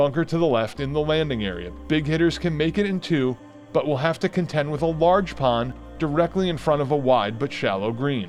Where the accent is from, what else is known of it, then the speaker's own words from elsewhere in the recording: Northeast, United States; now in Southern Pines, United States; many courses I grew up with in the Northeast